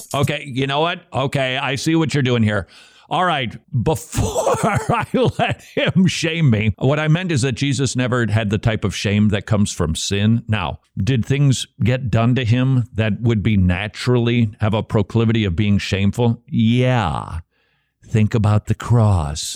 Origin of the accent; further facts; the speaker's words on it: Minnesota, United States; moved away; I'm from Minnesota.